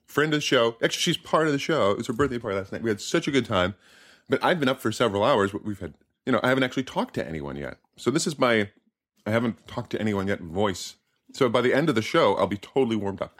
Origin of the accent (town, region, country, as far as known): United States